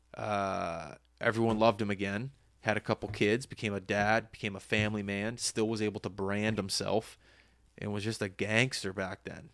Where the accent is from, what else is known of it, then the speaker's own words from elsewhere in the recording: Halifax, Nova Scotia, Canada; as a young boy growing up in Halifax